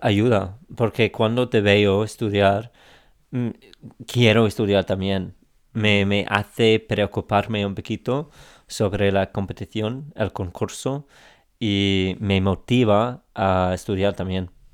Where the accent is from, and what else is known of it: England, United Kingdom; Spanish is a second language